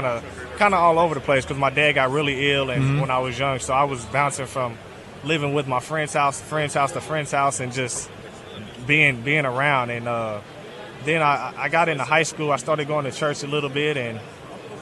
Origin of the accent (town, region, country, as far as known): northern Kentucky, United States